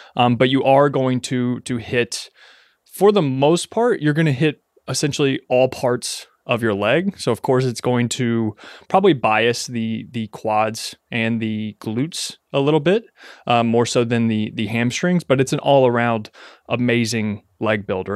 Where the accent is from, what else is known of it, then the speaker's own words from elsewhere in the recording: Ashland, Kentucky, United States; moved away as an adult; I am now back in my hometown of Ashland, Kentucky, living with my parents